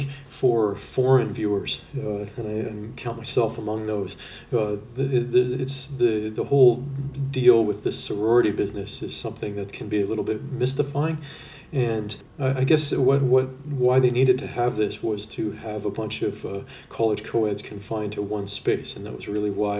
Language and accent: English; Canada; me being Canadian